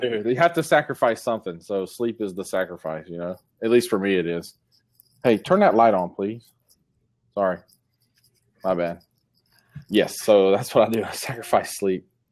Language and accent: English; Columbus, Georgia, United States; my hometown